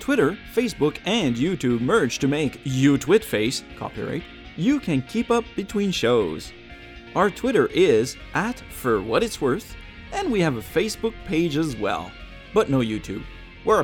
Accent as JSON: {"language": "English", "country": "Canada", "said": "because I'm Canadian, French-Canadian at that, and keep refusing to get on the email system because they won't put in Le French."}